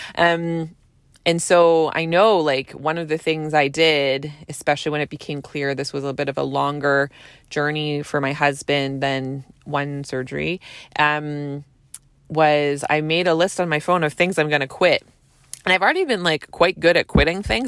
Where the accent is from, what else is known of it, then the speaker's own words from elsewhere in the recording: Canada; I'm a Canadian family physician